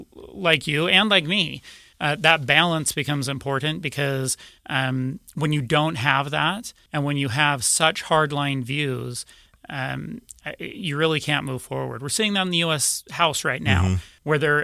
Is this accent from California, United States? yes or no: no; Utah, United States; Yeah, so I was born and raised here in Utah, went to high school here, college here.